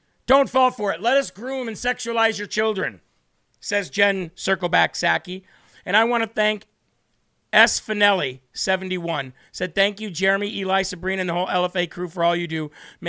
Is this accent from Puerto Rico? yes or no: yes; Puerto Rico; I grew up in Puerto Rico. I put on the suntan lotion all the time.